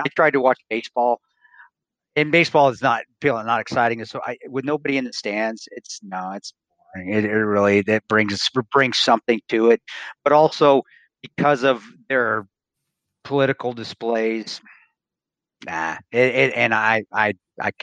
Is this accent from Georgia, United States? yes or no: no; Provo, Utah, United States; I grew up around Division I college football, national championship team, where my dad coached at Brigham Young University